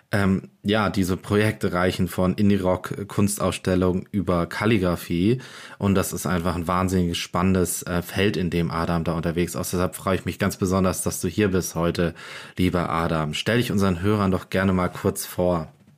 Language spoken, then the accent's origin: German; Germany; bei uns in Deutschland